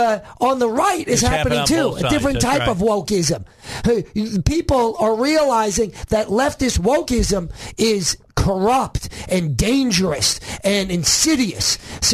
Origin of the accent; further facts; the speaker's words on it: New York, United States; moved away as an adult; now in Arkansas, United States; I'm originally from New York.